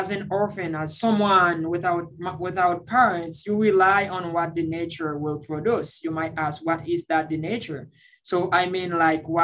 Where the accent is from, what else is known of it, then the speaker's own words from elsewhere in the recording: Centre, Haiti; moved away; also born or lived in Dominican Republic; I was born in Haiti and raised in the Dominican Republic. And I lost my parents at the age of 8. Living in the central part of Haiti